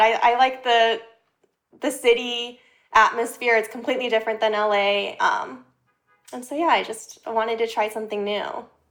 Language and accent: English; Los Angeles, California, United States; moved away as an adult; also born or lived in Orange County, California; now in New York City, United States; I grew up in L A area, went to school in Orange County